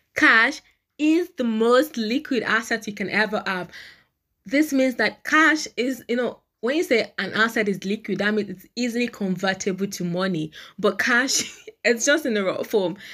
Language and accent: English; Nigeria; in Nigeria, I am a Nigerian